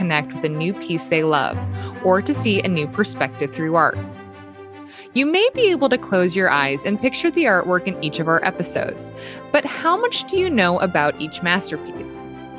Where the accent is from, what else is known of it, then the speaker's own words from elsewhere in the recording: United States; since I'm American